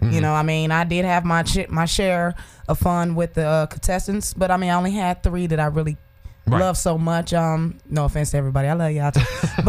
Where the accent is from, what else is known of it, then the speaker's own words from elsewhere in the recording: Chicago, Illinois, United States; now in Arizona, United States; I am from Chicago.